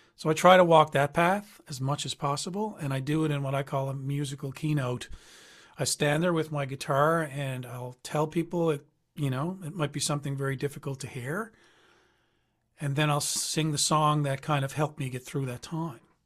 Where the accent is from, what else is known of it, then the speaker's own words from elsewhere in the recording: Newfoundland and Labrador, Canada; I'm from Newfoundland